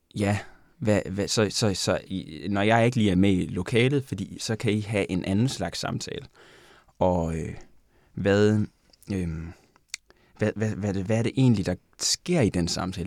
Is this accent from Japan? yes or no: yes; Japan; now in Denmark; jeg er fra Japan